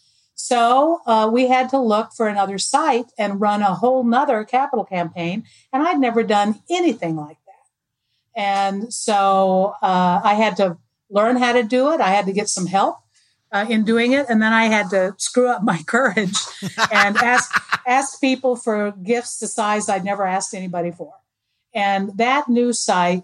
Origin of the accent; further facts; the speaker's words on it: Arizona, United States; moved away; I'm from Arizona originally